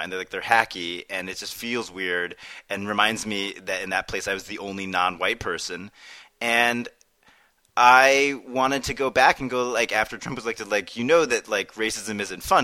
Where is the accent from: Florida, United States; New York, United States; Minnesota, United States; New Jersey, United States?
New York, United States; New York City; we come from New York City